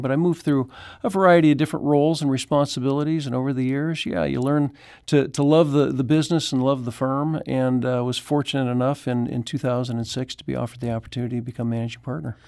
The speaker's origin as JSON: {"language": "English", "town": "Chicago", "region": "Illinois", "country": "United States", "tie": "born or raised there", "moved": "yes", "lives_now": "Saint Louis, United States", "said": "I grew up in Chicago"}